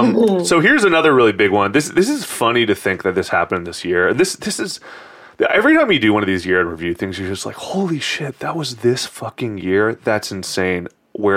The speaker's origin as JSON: {"language": "English", "town": "San Francisco", "region": "California", "country": "United States", "tie": "born or raised there", "said": "Growing up in San Francisco."}